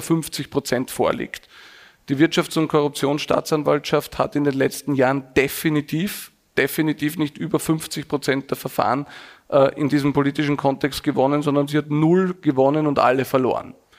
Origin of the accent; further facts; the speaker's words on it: Vienna, Austria; bin ganz normal aufgewachsen in einem Arbeiterbezirk in, in Wien